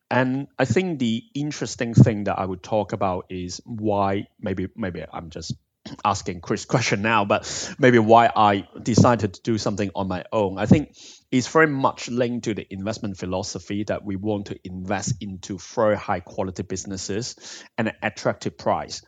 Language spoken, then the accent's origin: English; Hong Kong; also born or lived in Bristol, United Kingdom; now in United Kingdom; I'm originally from Hong Kong and I've been in the U K for over half of my life now.